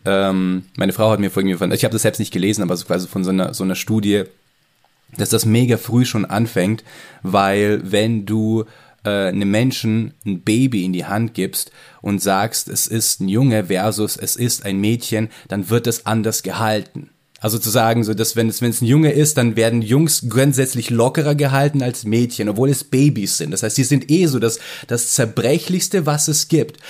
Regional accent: Ukraine; moved away; also ich komme aus der, aus der Ukraine

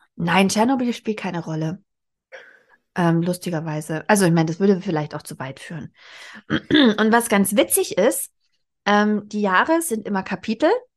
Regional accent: Southern Germany, Germany; now in Berlin, Germany; in Westdeutschland, wo ich aufgewachsen bin, in Süddeutschland

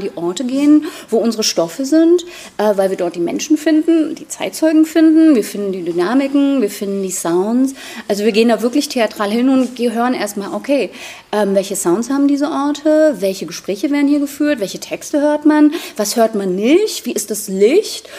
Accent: Schwedt, Brandenburg, Germany; Also ich bin in Schwed-Oder groß geworden

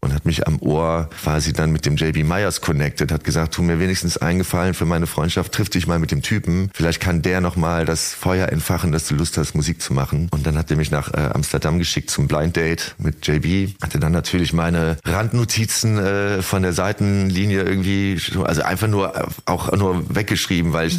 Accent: Heinsberg, North Rhine-Westphalia, Germany; in meiner Heimatstadt

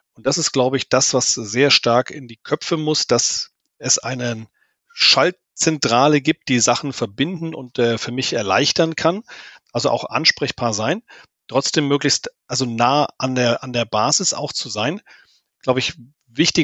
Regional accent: Germany; vor allen Dingen als Deutsche

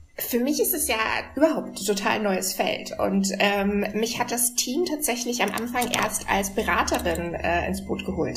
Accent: Regensburg, Bavaria, Germany; now in Berlin, Germany; ich komme aus Regensburg, also einer relativ ja. kleinen Stadt

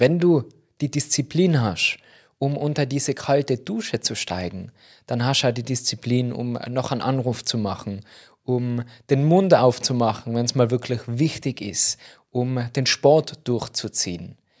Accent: Tyrol, Austria; da bei uns in Tirol

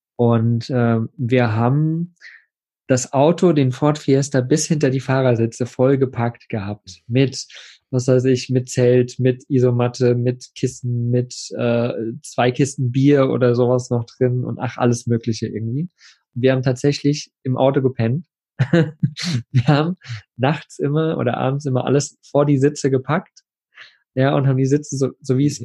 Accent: eastern Germany, Germany; wir sind Ostkinder

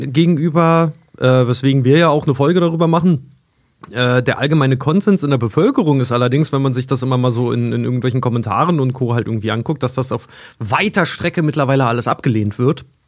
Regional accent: near the Polish border, Germany; moved away; aus meiner alten Heimat von der polnischen Grenze

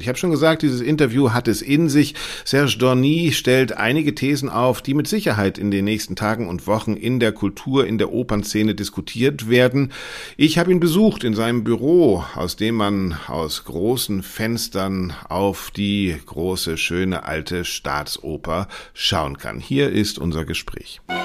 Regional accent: Bremen, Germany; Ich bin aufgewachsen in Bremen

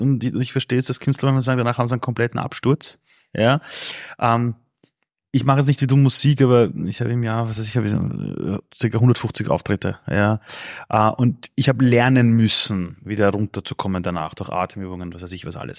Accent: Vienna, Austria; ich bin aufgewachsen damals in Simmering, draußen in Kaiser Ebersdorf

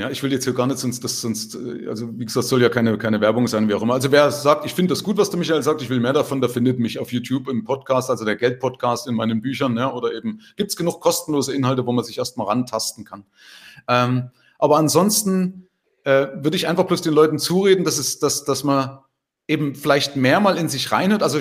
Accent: Germany; Also zumindest bei uns in Deutschland, ich weiß nicht, wie es in Österreich ist, ist man ja erstmal so dagegen.

